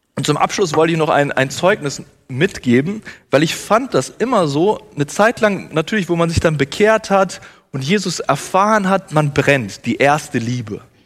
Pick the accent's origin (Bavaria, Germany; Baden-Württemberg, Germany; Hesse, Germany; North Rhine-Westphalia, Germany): North Rhine-Westphalia, Germany; Bielefeld; now in Herborn, Germany; aus Bielefeld, da wo ich herkomme